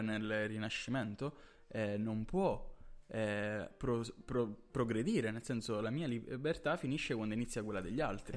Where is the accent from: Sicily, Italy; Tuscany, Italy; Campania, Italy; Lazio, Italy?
Sicily, Italy; Catania; noi siamo siciliani, ehm, eh, di Catania